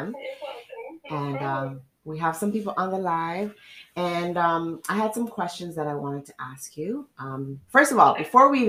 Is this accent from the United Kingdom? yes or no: no; Trinidad & Tobago; I grew up in Trinidad